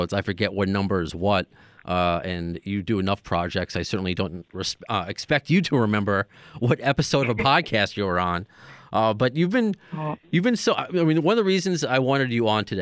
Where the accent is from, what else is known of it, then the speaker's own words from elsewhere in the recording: New York, United States; We're both from New York